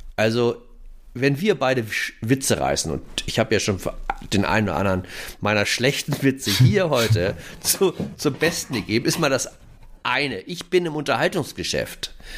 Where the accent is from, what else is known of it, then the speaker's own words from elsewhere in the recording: Hamburg, Germany; ich bin ja aus Hamburg.